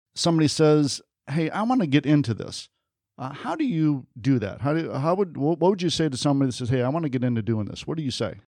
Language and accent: English; Detroit, Michigan, United States; I grew up in Detroit